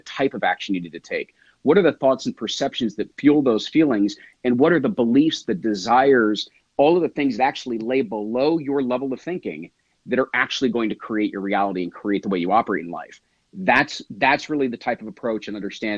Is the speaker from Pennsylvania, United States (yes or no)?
no; New Jersey, United States; I am from New Jersey